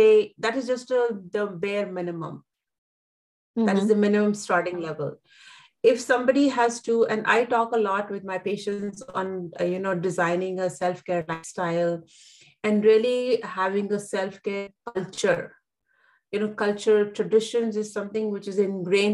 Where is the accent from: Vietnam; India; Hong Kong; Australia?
India; I come from India, so we live in joint families